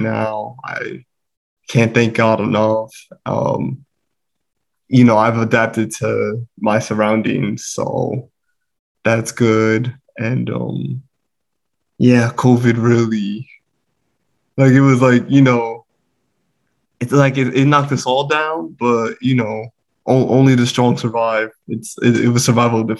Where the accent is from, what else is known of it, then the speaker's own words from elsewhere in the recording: New Jersey, United States; moved away as an adult; now in Pennsylvania, United States; I'm from New Jersey.